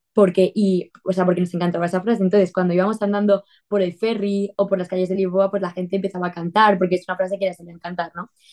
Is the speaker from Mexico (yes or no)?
no; Torrent, Valencian Community, Spain; soy de España, de Valencia, de, una ciudad grande de Valencia que se llama Torrent